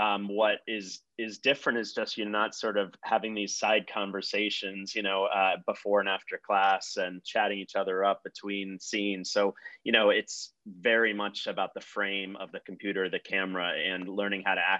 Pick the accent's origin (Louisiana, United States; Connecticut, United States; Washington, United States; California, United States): Connecticut, United States; Guilford; I grew up in Guilford, Connecticut. My mom's still there.